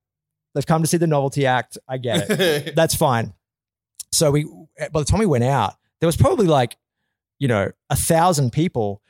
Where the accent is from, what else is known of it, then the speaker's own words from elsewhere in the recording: Australia; moved away; also born or lived in Vancouver; I grew up in Australia